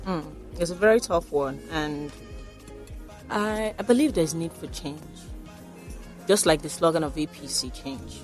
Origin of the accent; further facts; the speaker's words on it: Lagos, Nigeria; also born or lived in Ogun Waterside, Ogun State / London; I grew up here in Lagos before I went to school in Ogun State